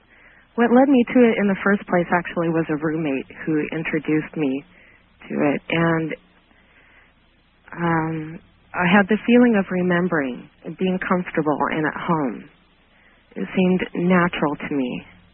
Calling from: Washington, United States; Good evening. I'm calling from Washington State.

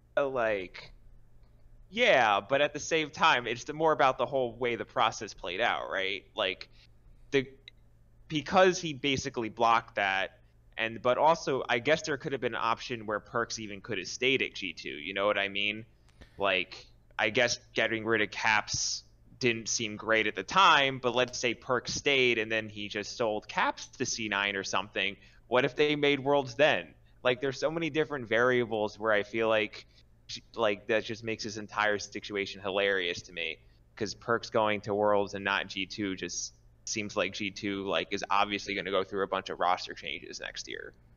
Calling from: Jersey City, New Jersey, United States; I'm calling from Jersey City, New Jersey

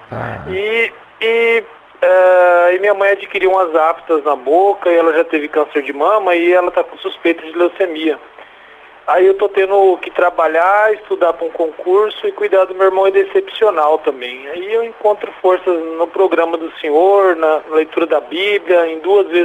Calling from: Várzea Grande, Mato Grosso, Brazil; Eu falo aqui de Várzea Grande, Mato Grosso.

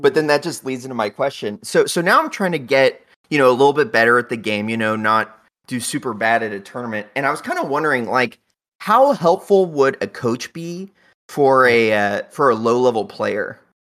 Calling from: Oregon, United States; I'm calling in from, uh, Oregon.

